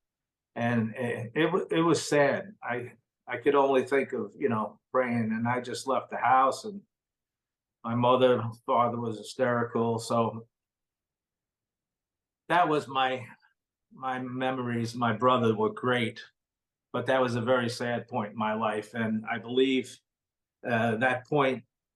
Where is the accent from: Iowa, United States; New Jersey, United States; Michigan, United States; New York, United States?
New York, United States; New York City; I grew up in Brooklyn, New York